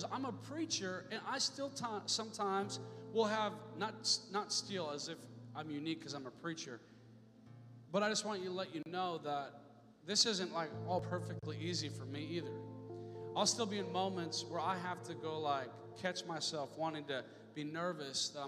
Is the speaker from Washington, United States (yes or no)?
yes; Seattle, Washington, United States; I'm from Seattle area for a while.